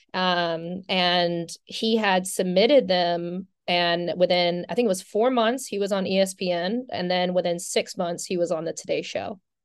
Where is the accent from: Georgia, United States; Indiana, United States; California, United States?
Georgia, United States; St. Simons Island; moved away; I'm from Saint Simon's Island